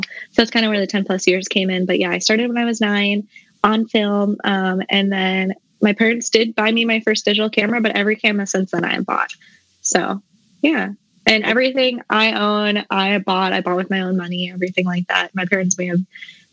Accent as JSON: {"language": "English", "region": "South Dakota", "country": "United States", "tie": "born or raised there", "also_born_or_lived": "Mankato, Minnesota", "moved": "as an adult", "lives_now": "North Carolina, United States", "said": "I'm originally from South Dakota. That's where I was born."}